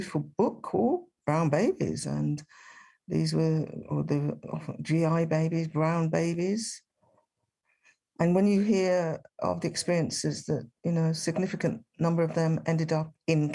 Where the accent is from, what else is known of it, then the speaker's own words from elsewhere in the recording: Birmingham, West Midlands, United Kingdom; the answer I was giving, which was Birmingham